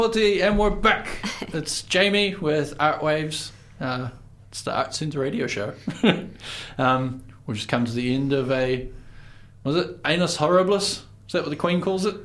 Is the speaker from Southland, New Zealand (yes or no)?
yes; Invercargill, Southland, New Zealand; moved away; I'm from Invercargill, and it's uh, we make some pretty grimy music down there